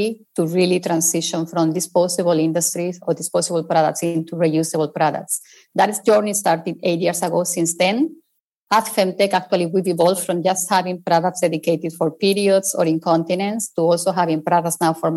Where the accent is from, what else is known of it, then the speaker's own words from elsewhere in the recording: Spain; English is a second language; I'm originally from Spain, as you can possibly tell from my accent